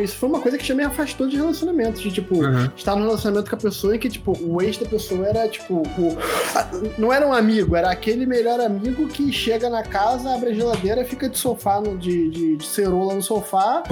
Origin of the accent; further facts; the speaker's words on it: Rio de Janeiro, Brazil; eu sou do Rio de Janeiro